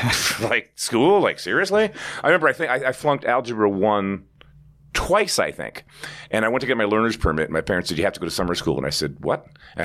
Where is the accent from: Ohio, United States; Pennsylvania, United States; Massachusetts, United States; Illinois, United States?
Pennsylvania, United States; Philadelphia; My grandmom on my mom's side and her husband lived not far from us in West Philly.